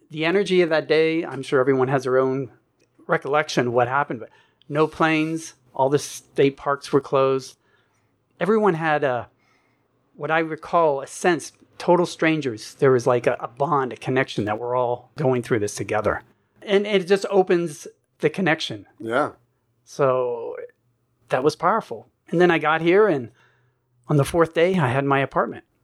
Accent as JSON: {"language": "English", "region": "East Coast", "country": "United States", "tie": "born or raised there", "said": "And I grew up on the East Coast. I said, no, nah, I'm done with the East Coast."}